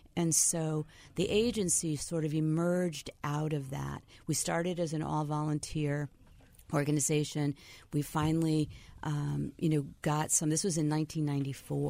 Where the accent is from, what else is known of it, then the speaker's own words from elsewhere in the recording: Waterbury, Connecticut, United States; I was born in Waterbury